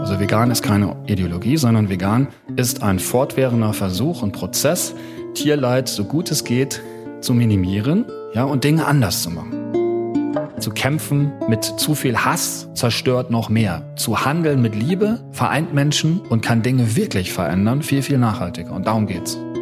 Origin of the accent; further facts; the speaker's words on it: North Rhine-Westphalia, Germany; also born or lived in Hamburg; ich bin in Westfalen groß geworden